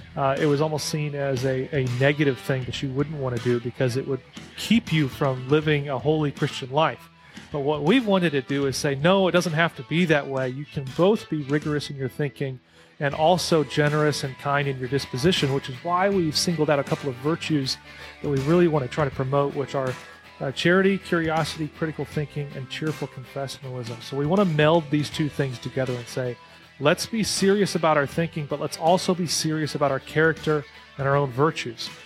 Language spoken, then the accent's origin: English; Illinois, United States; moved away; near where I grew up in Illinois